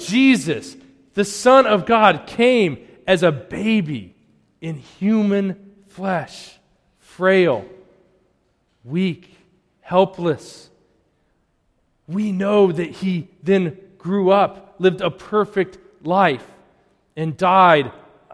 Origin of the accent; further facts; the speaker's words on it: Colorado, United States; now in Wakefield, United States; growing up in Colorado